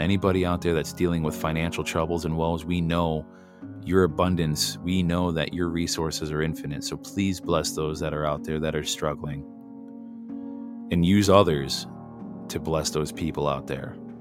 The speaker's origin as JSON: {"language": "English", "country": "United States", "said": "we're just simply Americans. We're American nationals by birth"}